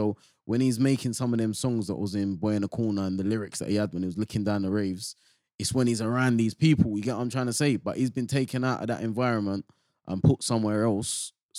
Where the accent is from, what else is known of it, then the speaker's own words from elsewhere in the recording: England, United Kingdom; We're from England, so we've all grown up to jungle and garage, and it's a certain speed.